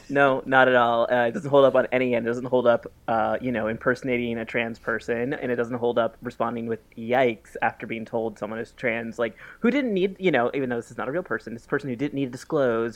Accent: New York, United States; me as a New Yorker who's moving soon

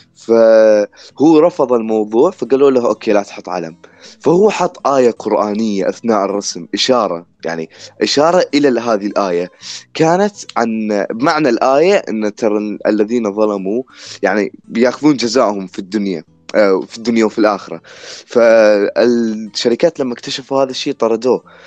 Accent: Iraq; عندنا في العراق

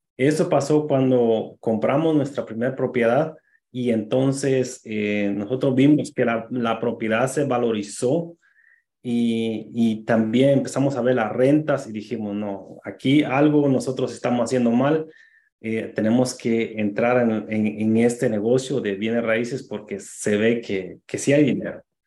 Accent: Guatemala; moved away as an adult; now in New Rochelle, United States; yo soy de Guatemala, llegué a, acá cuando tenía 19 años

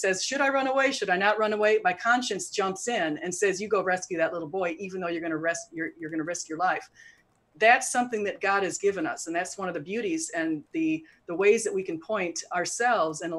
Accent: United States; we're both from the United States

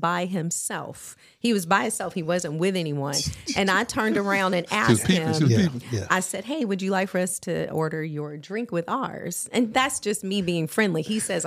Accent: Los Angeles, California, United States; also born or lived in Phoenix, Arizona; I'm from L.A. Okay. I moved to L.A. when I was like 3 months old

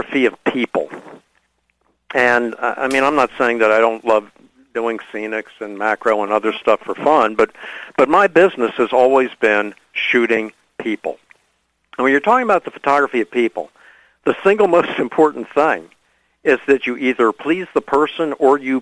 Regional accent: Washington, District of Columbia, United States; moved away as an adult; also born or lived in Pennsylvania / New York; went back to my hometown of Washington, D.C., and I opened up a photo studio

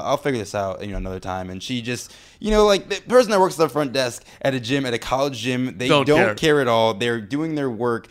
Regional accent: Chicago, Illinois, United States; I grew up in Hyde Park, right by the University of Chicago

